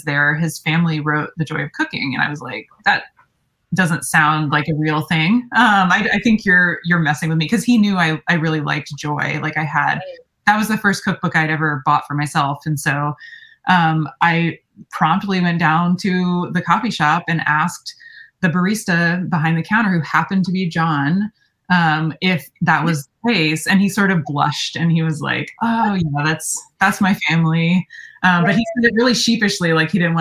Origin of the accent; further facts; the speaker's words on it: North Carolina, United States; I grew up in North Carolina. The foothills of North Carolina.